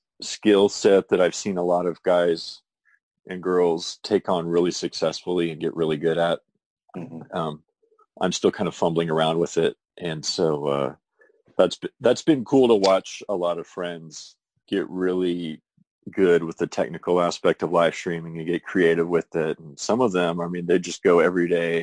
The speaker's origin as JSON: {"language": "English", "town": "Tulsa", "region": "Oklahoma", "country": "United States", "tie": "born or raised there", "also_born_or_lived": "New York", "lives_now": "Norman, United States", "said": "I grew up in the Tulsa area, so Northeast Oklahoma, and then came here to Norman for college and pretty much been based here ever since."}